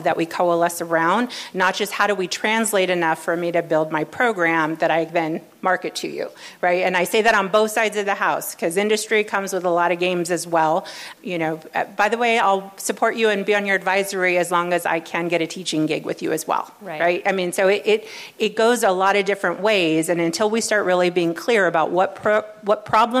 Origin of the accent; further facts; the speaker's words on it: Los Angeles, California, United States; I come from the LA region. This was my born and raised here in the LA region